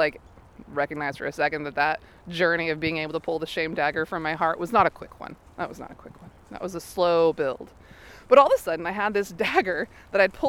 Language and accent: English; the South, United States; moved away; I come from the South.